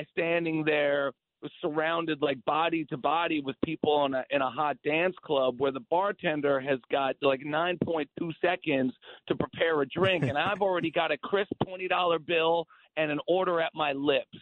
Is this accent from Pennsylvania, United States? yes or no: no; Paterson, New Jersey, United States; moved away; I'm from Jersey. I was born in Patterson.